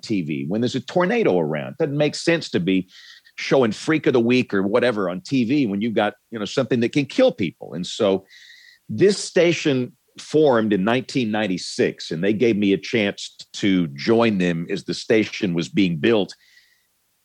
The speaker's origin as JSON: {"language": "English", "town": "Greenville", "region": "Alabama", "country": "United States", "tie": "born or raised there", "also_born_or_lived": "Tuscaloosa, Alabama", "said": "I'm from a small town in South Alabama. You guys have probably never heard of my hometown. It's called Greenville, Alabama"}